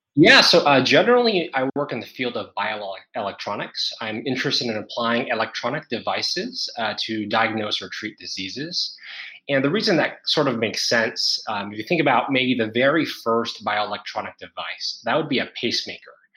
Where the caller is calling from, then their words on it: Singapore; I'm calling in from Singapore